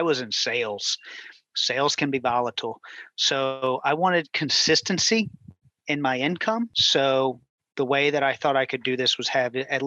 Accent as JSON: {"language": "English", "town": "New Orleans", "region": "Louisiana", "country": "United States", "moved": "as an adult", "lives_now": "Houston, United States", "said": "my wife and I, we're from New Orleans, Louisiana, and we got married in 2005."}